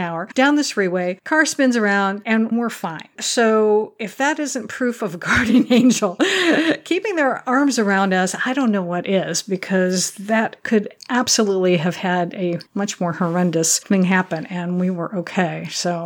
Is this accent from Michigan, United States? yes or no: yes; Michigan, United States; I grew up in Michigan